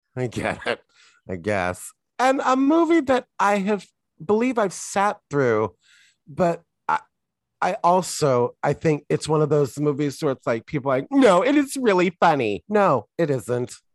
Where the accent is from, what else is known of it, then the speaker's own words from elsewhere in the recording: United States; I'm American